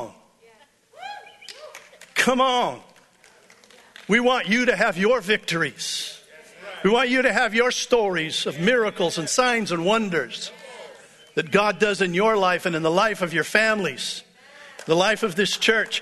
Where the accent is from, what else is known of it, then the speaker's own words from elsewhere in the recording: United States; I'm American